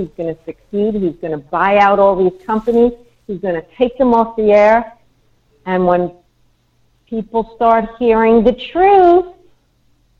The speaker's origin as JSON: {"language": "English", "region": "New York", "country": "United States", "tie": "born or raised there", "said": "I was brought up in New York"}